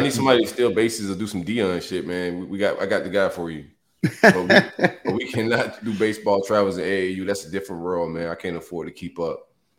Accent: South Florida, United States; I'm from South Florida. I'm from Belgrade originally. So I like that small town, not too big city, country type feel.

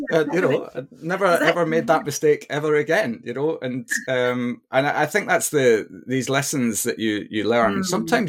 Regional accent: Perth, Scotland, United Kingdom; also born or lived in near London Stansted; now in England, United Kingdom; We used to day trip because I'm from Perth, so we're not a million miles away.

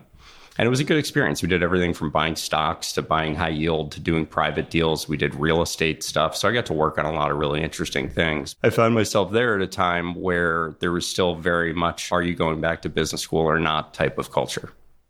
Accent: Short Hills, New Jersey, United States; moved away as an adult; I grew up in New Jersey in Short Hills, went to public high school there my whole life

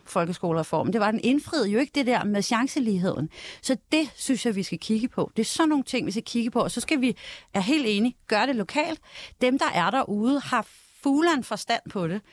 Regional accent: Denmark; Det er jeg stolt af som dansker

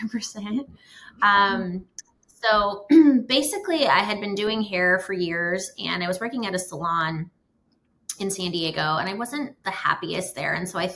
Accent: Canada; a short version of a little bit about me is I am originally from Canada. A lot of people don't know that.

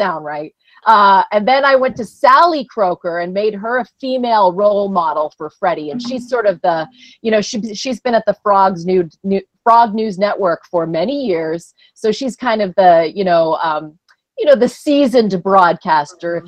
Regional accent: Ottawa, Ontario, Canada; moved away; I'm from Canada where, you know, ice storms shut our city down for weeks. We had a big ice storm in Ottawa in the 90s

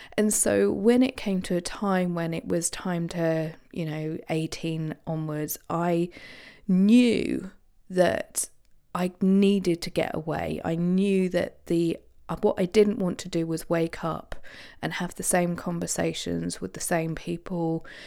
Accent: Isle of Wight, South East England, United Kingdom; I grew up on the Isle of Wight

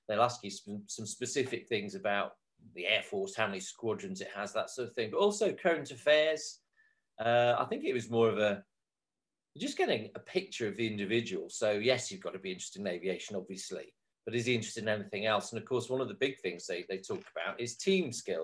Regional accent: North Wales, United Kingdom; I was brought up in North Wales

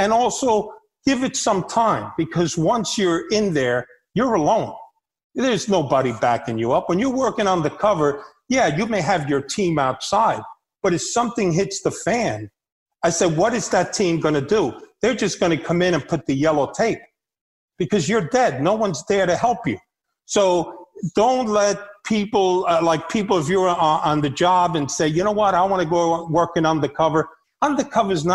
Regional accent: New York City, New York, United States; also born or lived in Havana, Cuba; I grew up in the streets of New York. I grew up in the Bronx

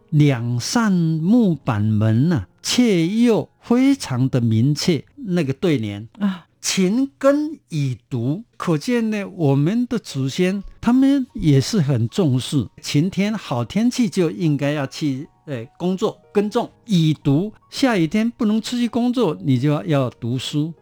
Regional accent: Jiaoxi, Yilan County, Taiwan; moved away; 我出生的是宜兰礁溪嗯。乡下的，叫桂竹林，现在叫六节村了

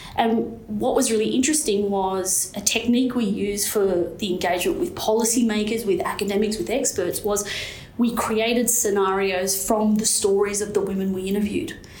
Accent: Newcastle, New South Wales, Australia; growing up in, in Newcastle

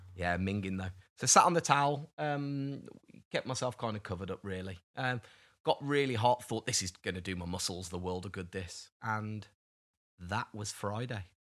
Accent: United Kingdom; I'm British

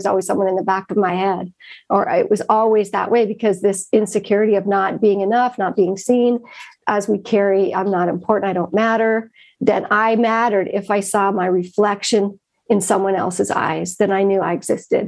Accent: Bessemer, Michigan, United States; I grew up in the Upper Peninsula of Michigan in a really small town, Bessemer, Michigan

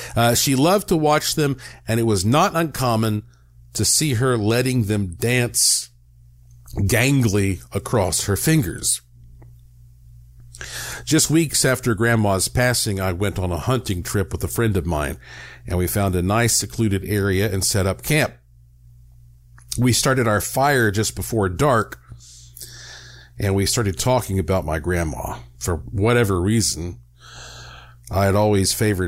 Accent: Western North Carolina, United States; growing up in Western North Carolina

